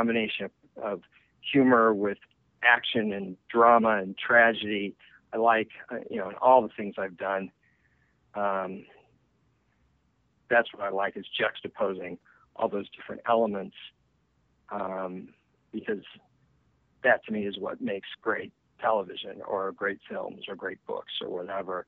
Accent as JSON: {"language": "English", "town": "Los Angeles", "region": "California", "country": "United States", "said": "I'm from Los Angeles, and I'm actually from the San Fernando Valley"}